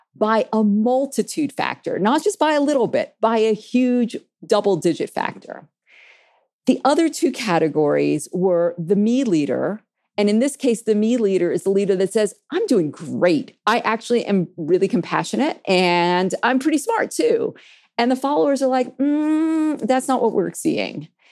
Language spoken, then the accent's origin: English; New York City, New York, United States; I grew up in New York City